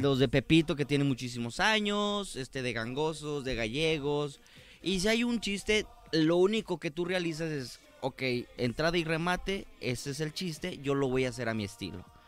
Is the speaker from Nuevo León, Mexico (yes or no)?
no; Guadalajara, Jalisco, Mexico; nací aquí en Guadalajara, Jalisco